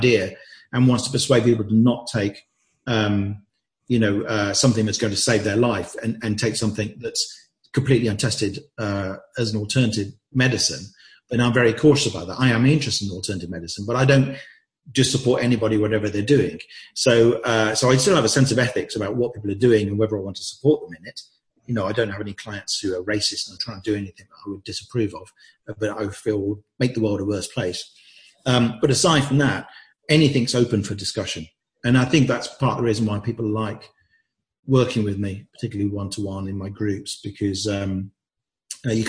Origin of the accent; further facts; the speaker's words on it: England, United Kingdom; I'd grown up thinking that I should hide all sorts of aspects of myself in a typical English family